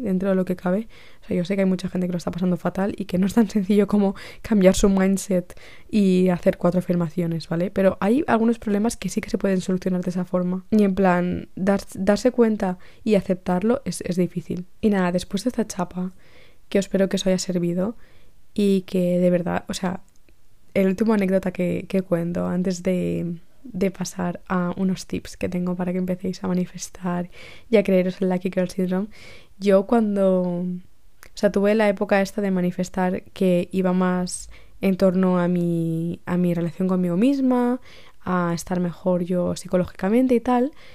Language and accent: Spanish; Spain; also born or lived in Brussels